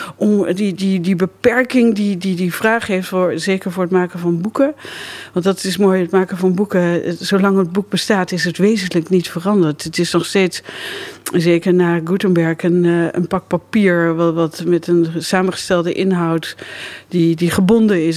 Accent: Lochem, Gelderland, Netherlands; ik kom uit Lochem

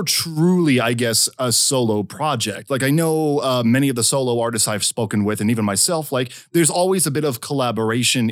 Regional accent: Canada; a Canadian myself

